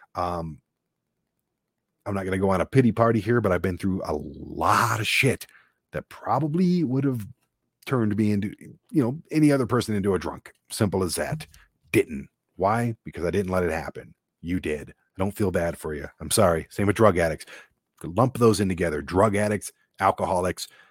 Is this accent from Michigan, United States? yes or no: yes; Detroit, Michigan, United States; growing up in Detroit